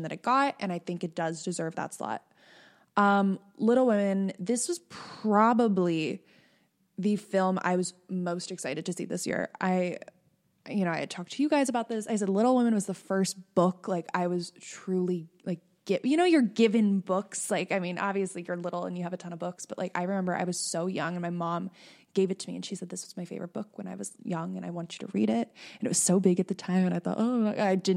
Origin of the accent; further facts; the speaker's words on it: Northeastern Pennsylvania, United States; I'm from Northeastern Pennsylvania